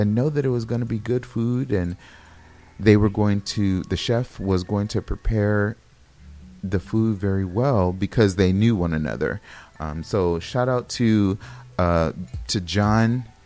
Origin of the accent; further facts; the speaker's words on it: Los Angeles, California, United States; moved away; I'm originally from Los Angeles and my family is back in Los Angeles